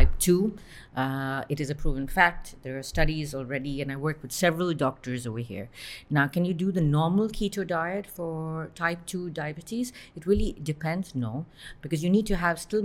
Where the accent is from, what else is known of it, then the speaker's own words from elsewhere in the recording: Bahrain; I was born and brought up in Bahrain.